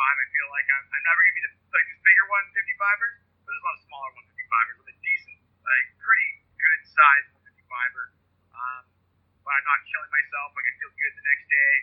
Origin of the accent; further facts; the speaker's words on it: Vancouver, British Columbia, Canada; I'm from Vancouver.